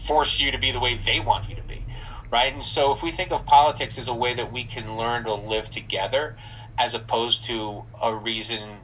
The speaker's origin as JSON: {"language": "English", "region": "New Jersey", "country": "United States", "moved": "yes", "said": "I'm from New Jersey"}